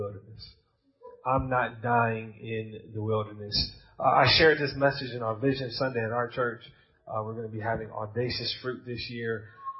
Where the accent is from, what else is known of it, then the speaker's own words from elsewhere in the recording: United States; accent: American; You got my American accent